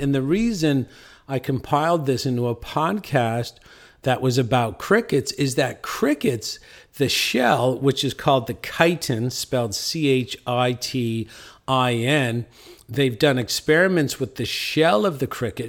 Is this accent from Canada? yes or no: yes; St. John's, Newfoundland and Labrador, Canada; I'm from Saint John's, Newfoundland